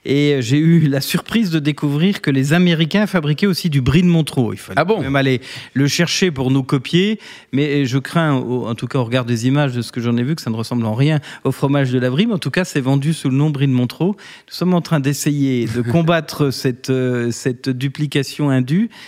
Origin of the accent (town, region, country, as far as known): Bourgogne-Franche-Comté, France; now in Paris, France